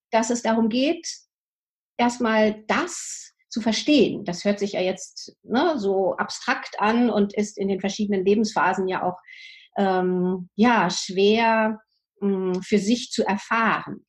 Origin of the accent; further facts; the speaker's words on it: Germany; bei uns in Deutschland